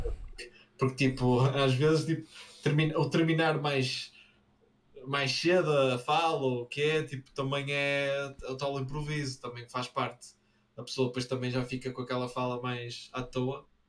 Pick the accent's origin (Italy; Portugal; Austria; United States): Portugal; Braga, Norte; Braga tem. Nós temos um, um sotaque